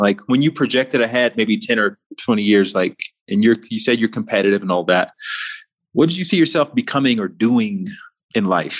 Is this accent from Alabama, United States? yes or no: yes; Montgomery, Alabama, United States; I grew up in Montgomery, Alabama.